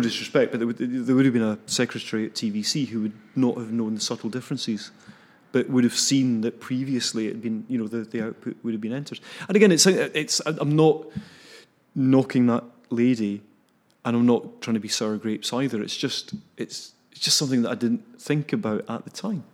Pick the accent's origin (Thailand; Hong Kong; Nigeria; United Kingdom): United Kingdom; Cambuslang, Scotland; Glasgow, yeah, um, south of Glasgow. In a wee place called Cam-, actually, Camberslangs not a wee place